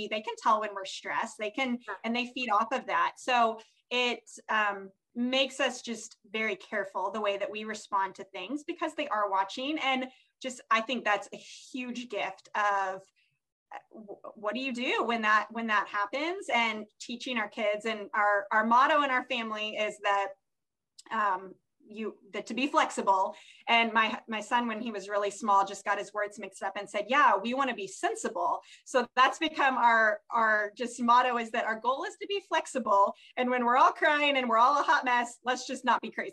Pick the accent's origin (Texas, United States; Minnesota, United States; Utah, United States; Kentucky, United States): Kentucky, United States; we're from Kentucky